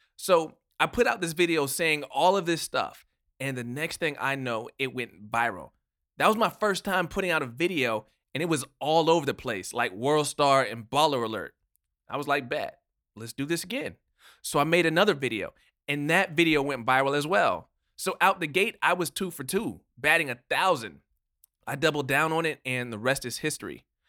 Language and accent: English; Miami, Florida, United States; I was born and raised in Miami, right here in Richmond Heights.